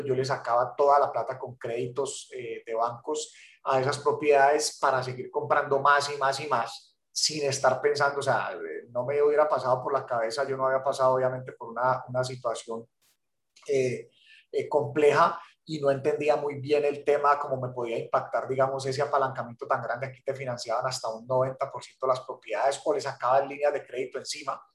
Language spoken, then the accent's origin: Spanish; Cali, Valle del Cauca, Colombia; moved away as an adult; now in Miami, United States; yo soy de la ciudad de Cali, en Colombia